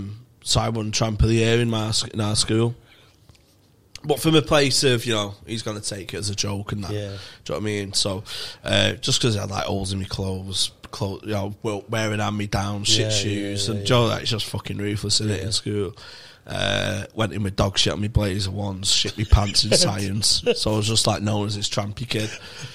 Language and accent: English; Manchester, North West England, United Kingdom; from Manchester.